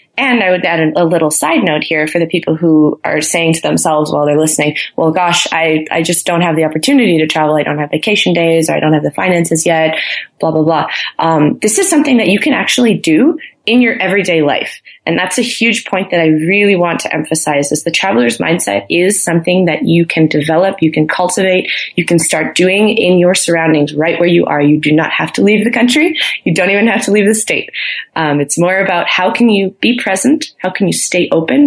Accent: Milwaukee, Wisconsin, United States; moved away as an adult; also born or lived in Frankfurt, Germany; now in Boulder, United States; I'm from Milwaukee, Wisconsin. Um, Midwest

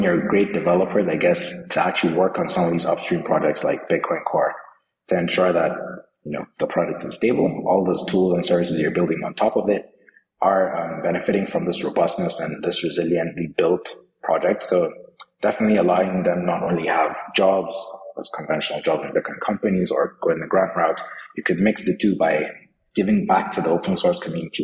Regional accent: Nigeria; I'm Nigerian as well

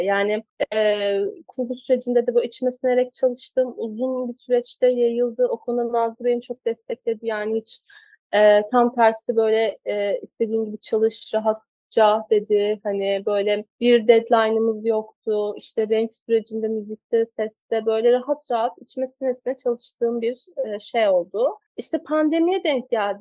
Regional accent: Kastamonu, Turkey; Ben Kastamonu'da doğdum, büyüdüm.

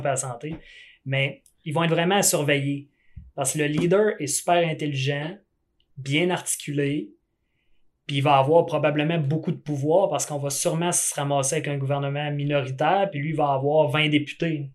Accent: Quebec, Canada; je suis du Québec

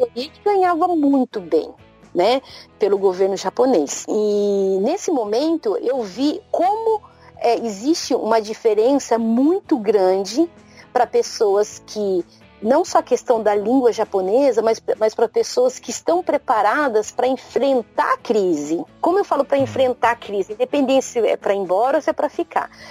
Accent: Brazil; now in Japan; nós brasileiros

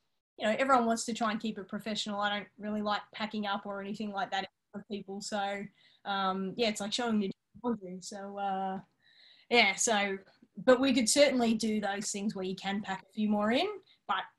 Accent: Yarra Valley, Victoria, Australia; now in Melbourne, Australia; we grew up out in the Yarra Valley

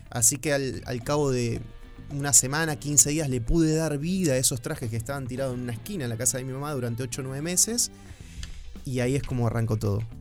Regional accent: Argentina; moved away as an adult; also born or lived in Uruguay; ahora soy más uruguayo que argentino

